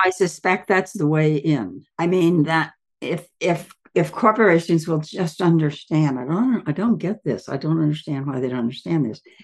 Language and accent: English; Southern Ohio, United States; moved away; I'm from Southern Ohio originally